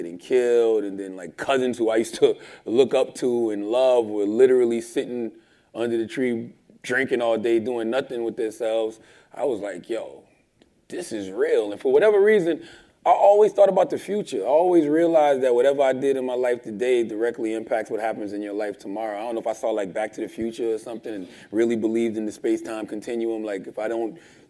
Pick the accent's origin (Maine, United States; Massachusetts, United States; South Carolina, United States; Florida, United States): South Carolina, United States; Moncks Corner; also born or lived in Charleston, South Carolina; I'm from South Carolina, a small town called Monk's Corner. I was born in Charleston